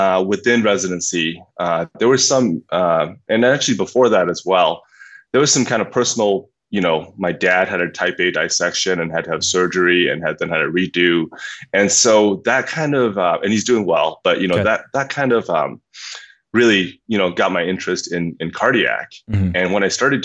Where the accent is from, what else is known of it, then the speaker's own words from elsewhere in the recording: Myanmar; moved away; I grew up in Burma, and I grew up as the son of physicians.